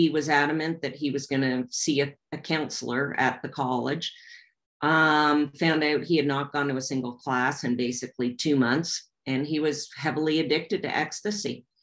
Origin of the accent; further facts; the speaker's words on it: Canada; And we're being Canadian, it was a really, really big deal.